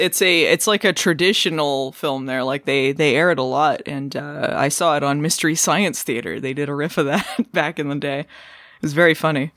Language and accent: English; Arizona, United States; I, I grew up in Arizona